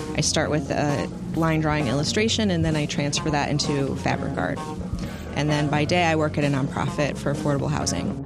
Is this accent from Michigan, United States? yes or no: no; Madison, Wisconsin, United States; I'm from here. Uh, grew up in Madison my whole life